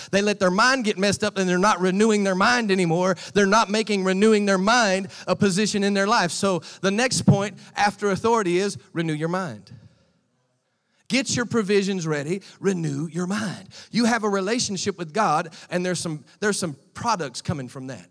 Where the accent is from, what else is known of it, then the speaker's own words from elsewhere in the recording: United States; accent: American; moved away; my American voice